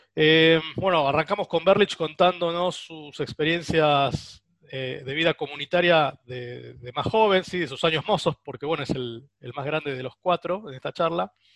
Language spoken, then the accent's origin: Spanish; Buenos Aires, Argentina; los porteños